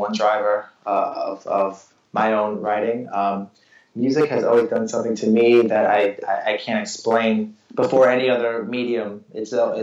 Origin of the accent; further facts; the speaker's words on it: New York City, New York, United States; I'm a New Yorker